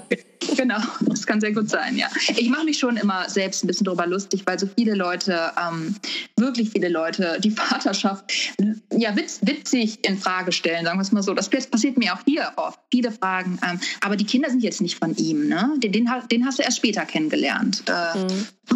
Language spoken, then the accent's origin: German; Wuppertal, North Rhine-Westphalia, Germany; moved away as an adult; now in California, United States; komme gebürtig aus Wuppertal. Und da habe ich, ähm, oh, lass mich überlegen, ja, 30. 31 Jahre lang gelebt